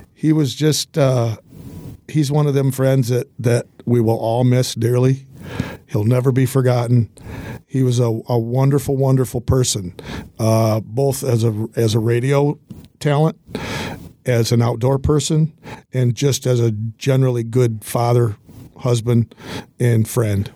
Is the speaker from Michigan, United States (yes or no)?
yes; Hillsdale, Michigan, United States; I'm from Hillsdale